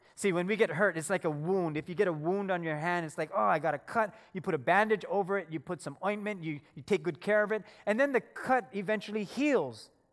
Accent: Philippines; I'm Filipino

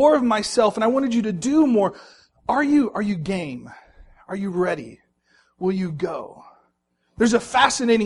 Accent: Dallas, Texas, United States; moved away as an adult; also born or lived in Oklahoma City; I grew up in Dallas

